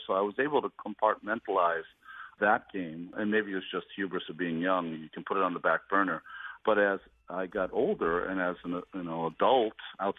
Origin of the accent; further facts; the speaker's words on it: Worcester, Massachusetts, United States; I grew up in Worcester, Massachusetts